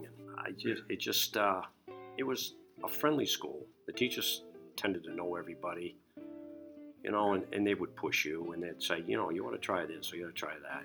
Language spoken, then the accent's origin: English; Kittery, Maine, United States; It's just been my hometown. It's where I grew up, and I just love the whole Kittery experience.